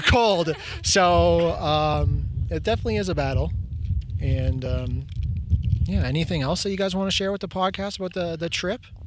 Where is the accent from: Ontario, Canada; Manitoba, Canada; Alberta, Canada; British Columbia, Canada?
Ontario, Canada; Markham; I'm from Markham too